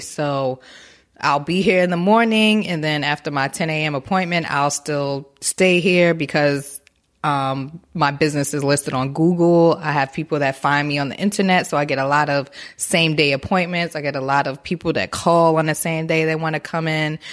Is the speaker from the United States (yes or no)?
yes; Newark, New Jersey, United States; now in Baltimore, United States; I am originally from Newark, New Jersey, Brick City in the building